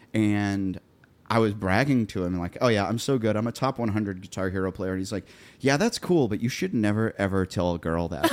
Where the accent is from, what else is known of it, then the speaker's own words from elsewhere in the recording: Columbia, Missouri, United States; moved away as an adult; now in Nashville, United States; I grew up in Columbia there